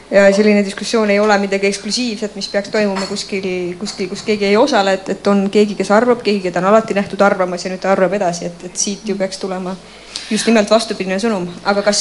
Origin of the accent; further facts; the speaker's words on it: Estonia; me oleme eestlased